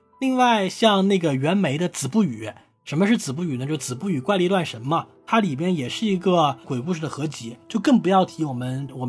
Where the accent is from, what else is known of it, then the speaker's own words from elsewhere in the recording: Hunan, China; 对，像大老师的家乡福建啦，和我的家乡湖南啦，对不对？都是，